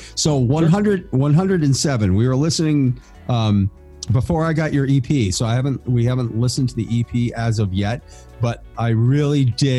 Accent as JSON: {"language": "English", "region": "Massachusetts", "country": "United States", "also_born_or_lived": "South Florida", "moved": "yes", "said": "I'm originally from Massachusetts"}